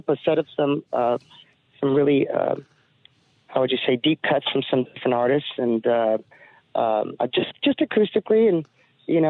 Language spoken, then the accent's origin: English; Los Angeles, California, United States; as an American and being born and raised in L.A., here in California